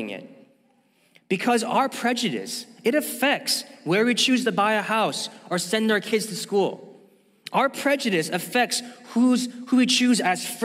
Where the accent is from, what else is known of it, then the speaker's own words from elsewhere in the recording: St. Louis, Missouri, United States; I even remember growing up in St. Louis, Missouri